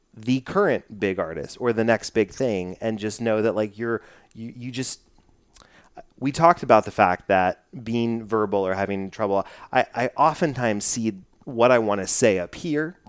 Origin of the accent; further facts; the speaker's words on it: Dallas, Texas, United States; I'm from Dallas